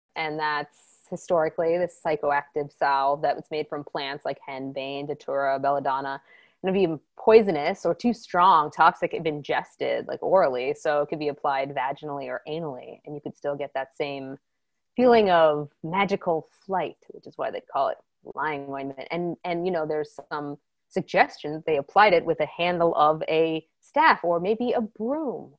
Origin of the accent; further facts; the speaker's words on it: Maryland, United States; I'm from Maryland